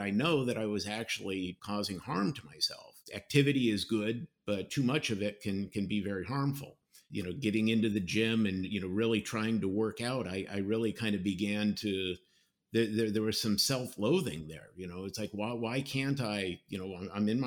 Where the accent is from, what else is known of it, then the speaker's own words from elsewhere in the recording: Colorado, United States; now in Florida, United States; growing up in Colorado, my family would often go hiking up in the mountains